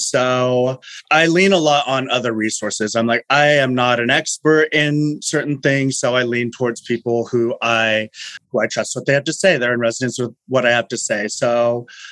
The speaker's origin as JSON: {"language": "English", "town": "Fresno", "region": "California", "country": "United States", "said": "I am from Fresno"}